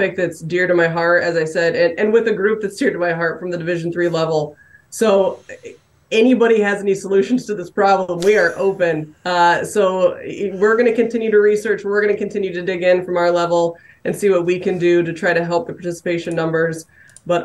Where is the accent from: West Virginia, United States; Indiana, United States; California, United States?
Indiana, United States; I'm from Indiana